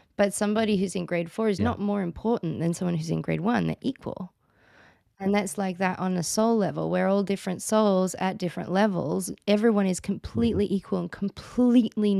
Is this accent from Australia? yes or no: yes; Australia; I'm Australian, as you can all hear, and in Australia, it's not really so cool to change your name